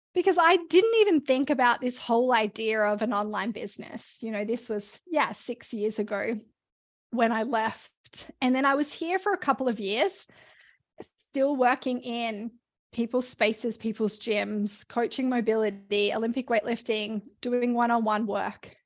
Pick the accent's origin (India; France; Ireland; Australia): Australia; moved away as an adult; also born or lived in Melbourne; now in Canada; I'm Australian, and I always wanna be able to come home, uh, to see my family